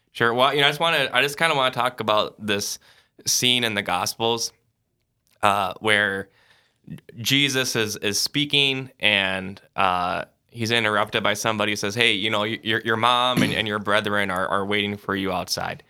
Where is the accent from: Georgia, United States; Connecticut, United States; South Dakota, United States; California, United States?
South Dakota, United States; Sioux Falls; I'm originally from Sioux Falls, South Dakota